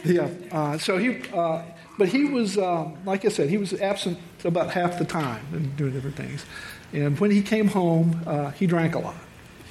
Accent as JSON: {"language": "English", "town": "Memphis", "region": "Tennessee", "country": "United States", "tie": "born or raised there", "said": "when I was born in Memphis, Tennessee, and grew up in a military family."}